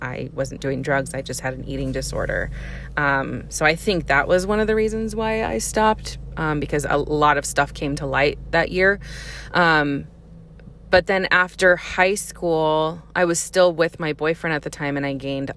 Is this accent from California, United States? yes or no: yes; Santa Clarita, California, United States; accent: Valley; I grew up in Santa Clarita